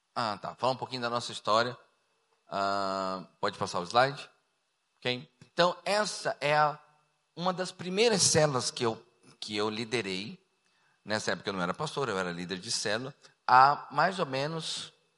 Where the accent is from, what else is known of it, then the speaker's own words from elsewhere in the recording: Cuiabá, Mato Grosso, Brazil; also born or lived in Rio de Janeiro / Goiânia; eu nasci no Rio de Janeiro, me criei em Cuiabá, passei quatro anos em Goiânia